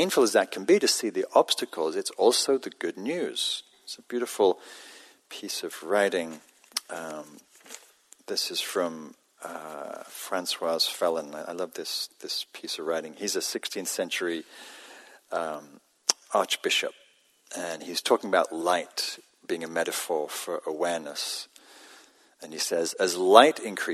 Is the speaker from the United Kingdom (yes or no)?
yes; Newcastle upon Tyne, North East England, United Kingdom; now in California, United States; When I grew up in Northern England, Newcastle